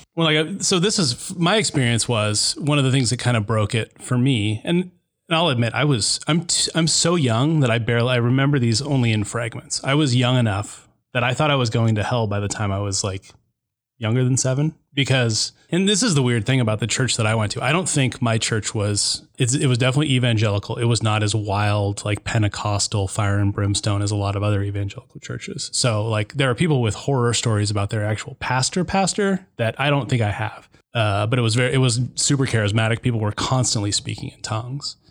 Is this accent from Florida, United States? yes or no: yes; Chattahoochee, Florida, United States; moved away; the people I grew up with in Chattahoochee